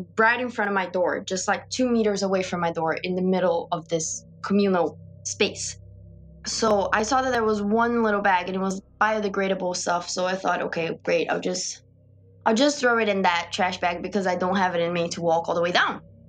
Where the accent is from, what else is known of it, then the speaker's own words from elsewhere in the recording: Brazil; moved away; So I had that support because I'm from Brazil and I'm in this country alone.